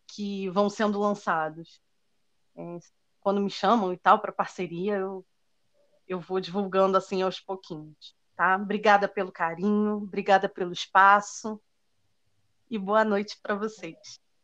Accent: Brazil; eu sou brasileira

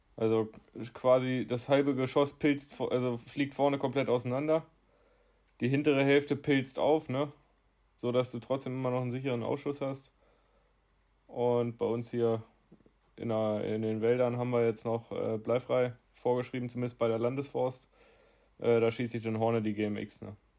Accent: Lower Saxony, Germany; hier bei uns in Niedersachsen

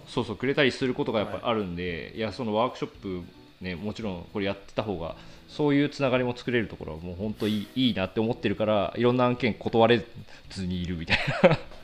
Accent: Yuzawa, Niigata, Japan; moved away; 地元に帰る機会があってその、はい、地元林業会社と製材業者1社しかない

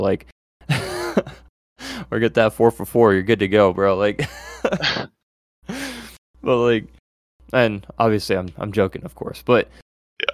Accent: United States

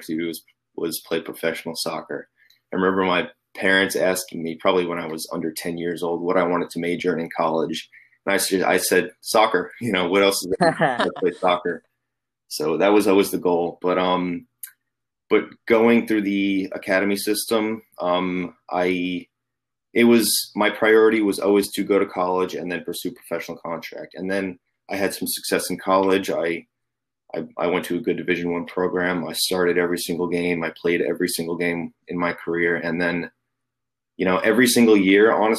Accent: Long Island, New York, United States; moved away as an adult; also born or lived in Philadelphia, United States / Germany / England; I'm originally from New York, Long Island, New York. So I played club soccer out there

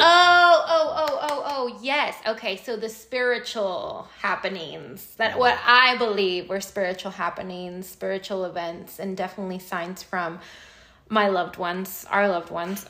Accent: United States; also born or lived in Mexico; I've lived my life, my entire life here. I came here when I was 3 years old.

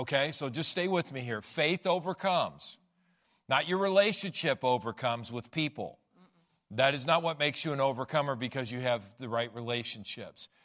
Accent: United States; we're American

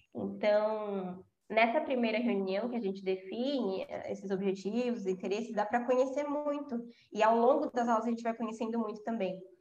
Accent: São Paulo, Brazil; eu sou de São Paulo né falei isso na introdução mas eu sou de São Paulo e moro aqui eu sou eu sou da zona leste

